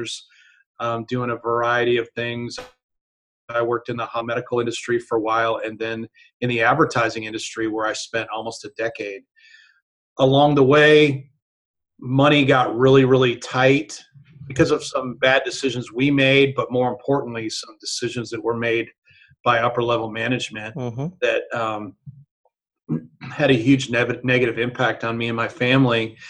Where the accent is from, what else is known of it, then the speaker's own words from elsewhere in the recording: Chicago, Illinois, United States; moved away as an adult; I grew up in the Chicago area